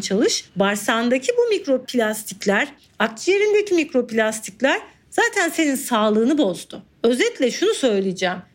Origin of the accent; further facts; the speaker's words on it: Mediterranean Region, Turkey; Ben bir Akdeniz çocuğu olarak